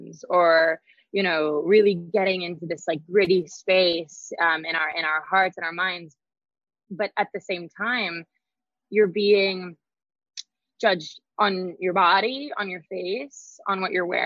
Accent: Boise, Idaho, United States; moved away; growing up in Idaho

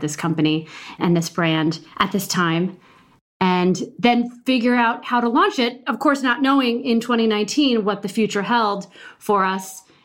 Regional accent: Midwest, United States; I'm from the Midwest

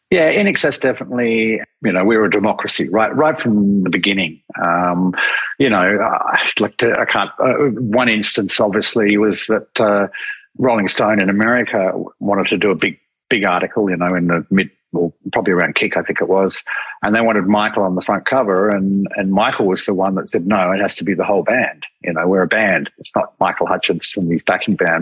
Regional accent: Australia; being Australian

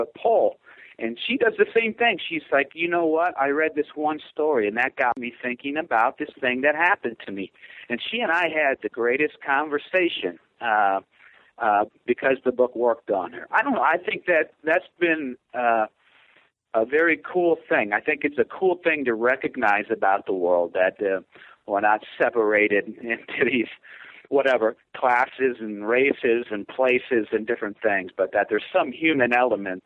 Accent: Hazel Crest, Illinois, United States; moved away as an adult; also born or lived in Chicago, United States; now in Boise, United States; I'm from Hazel Crest, which is in the Southland area of Chicago

